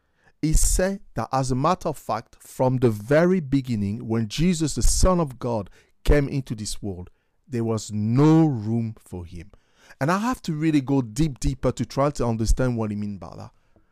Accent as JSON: {"language": "English", "town": "Paris", "region": "Île-de-France", "country": "France", "tie": "born or raised there", "moved": "yes", "lives_now": "United Kingdom", "said": "growing up in Paris, before I became a Christian"}